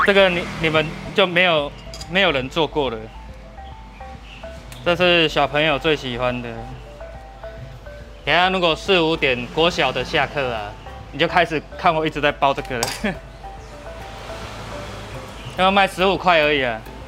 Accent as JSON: {"language": "Chinese", "region": "southern Taiwan", "country": "Taiwan", "said": "吐司边啊就是阮下岗人嘛，Q 死啦！因为我们家乡啊，我阿公什么，我们都是务农的啊，"}